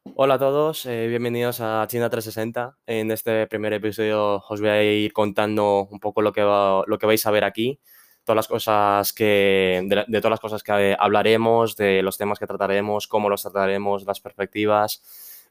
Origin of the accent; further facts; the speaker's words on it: Spain; soy un chico eh, chino que ha nacido aquí en España, padres chinos, obviamente. Ha nacido y crecido en España.